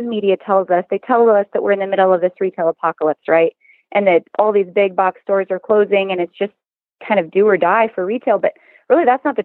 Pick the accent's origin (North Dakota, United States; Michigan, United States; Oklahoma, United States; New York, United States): North Dakota, United States; moved away; I was from North Dakota originally, and I grew up on a ranch in North Dakota